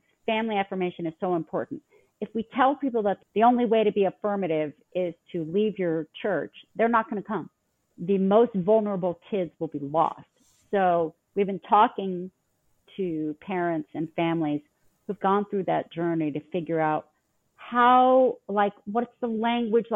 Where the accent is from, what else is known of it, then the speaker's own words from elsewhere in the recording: Los Angeles, California, United States; moved away as an adult; now in Utah, United States; I grew up in Los Angeles, California